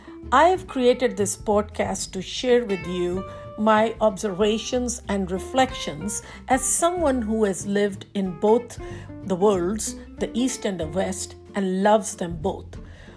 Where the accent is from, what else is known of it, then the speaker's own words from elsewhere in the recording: New Delhi, Delhi, India; moved away as an adult; now in Washington, D.C., United States; in the Washington, D.C. area in the U.S. I'm formerly from New Delhi, India, where I was born, raised, and educated. I came to the U.S. in January 87, and this has been my home ever since.